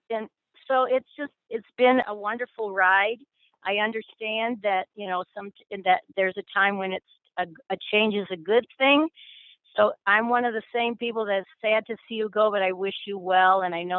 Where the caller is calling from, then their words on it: Ann Arbor, Michigan, United States; I am calling from near Ann Arbor, Michigan.